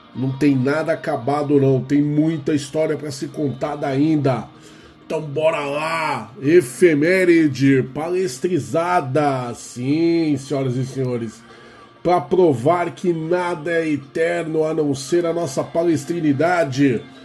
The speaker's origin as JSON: {"language": "Portuguese", "town": "Guarulhos", "region": "São Paulo", "country": "Brazil", "said": "Guarulhos minha terra"}